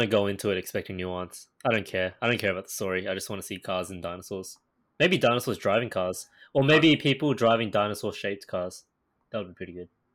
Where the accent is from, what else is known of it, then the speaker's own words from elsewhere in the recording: Australia; I am Asian Australian